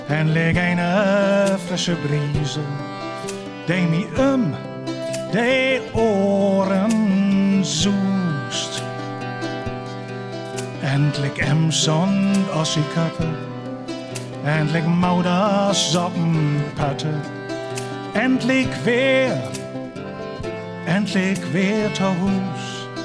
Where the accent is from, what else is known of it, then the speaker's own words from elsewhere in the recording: Schwerin, Mecklenburg-Vorpommern, Germany; ich komme aus Schwerin.